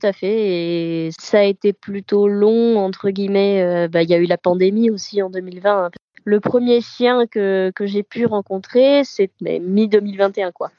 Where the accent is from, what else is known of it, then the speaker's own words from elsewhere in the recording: Provence-Alpes-Côte d'Azur, France; moved away as an adult; now in Boulogne-Billancourt, France; je viens du sud de la France, de la Côte d'Azur précisément et je suis sur Paris depuis cinq ans